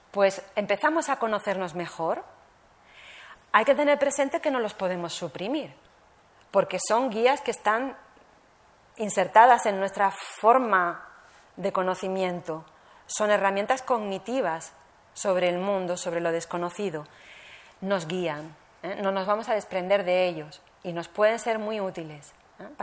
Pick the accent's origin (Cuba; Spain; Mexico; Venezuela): Spain; Barcelona, Catalonia; born there; also born or lived in Alicante; nací en Barcelona y como no soy catalana de origen, me llamaban Charnega. Eh, migré a, Alicante y, se burlaban de mí porque no, hablaba más que catalán y no hablaba valenciano.